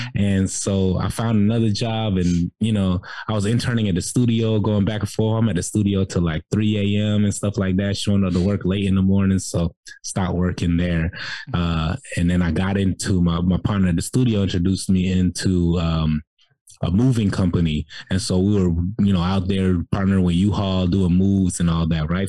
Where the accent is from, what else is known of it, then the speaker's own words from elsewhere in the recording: Jacksonville, Florida, United States; moved away as an adult; also born or lived in Cairo, Egypt / South Sudan; now in Atlanta, United States; I grew up in Jacksonville, Florida